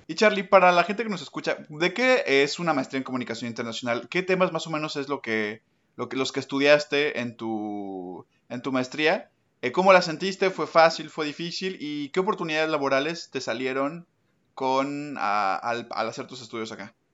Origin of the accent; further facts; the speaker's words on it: Mexico; moved away as an adult; now in Paris, France; soy mexicano